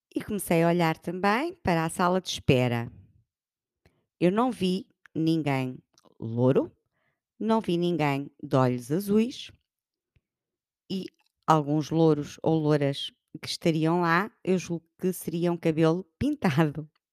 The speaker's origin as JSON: {"language": "Portuguese", "country": "Portugal", "said": "somos muito portugueses"}